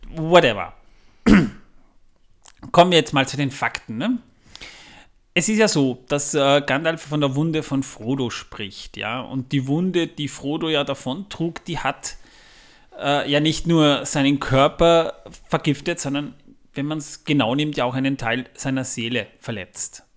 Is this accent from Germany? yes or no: no; Waldviertel, Lower Austria, Austria; das ist im Waldviertel, da wo ich herkomme